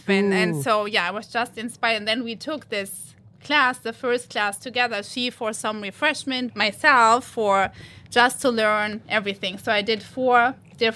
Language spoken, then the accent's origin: English; Cologne, North Rhine-Westphalia, Germany; English is a second language; now in United States; I'm from the Cologne area originally.